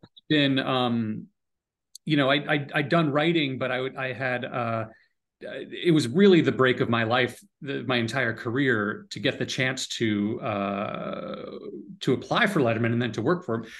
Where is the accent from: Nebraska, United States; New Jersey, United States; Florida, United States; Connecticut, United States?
Connecticut, United States; moved away as an adult; also born or lived in San Francisco; I grew up in Connecticut